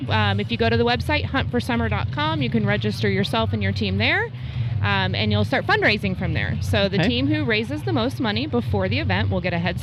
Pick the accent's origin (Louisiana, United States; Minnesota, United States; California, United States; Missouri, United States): Missouri, United States; moved away; I grew up in Missouri